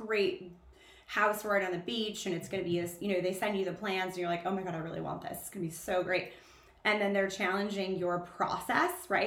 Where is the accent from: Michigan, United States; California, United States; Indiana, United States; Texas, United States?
California, United States; Southern; I grew up in Southern California. I am a beach girl